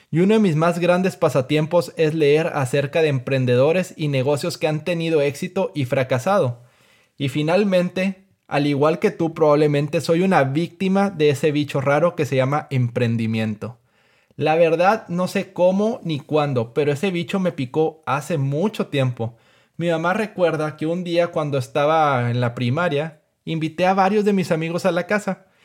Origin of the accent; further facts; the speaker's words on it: Mexico; soy un emprendedor mexicano de 27 años de edad.